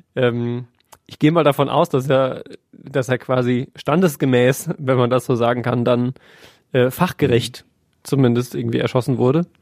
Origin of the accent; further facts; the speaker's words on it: Germany; bei uns in Deutschland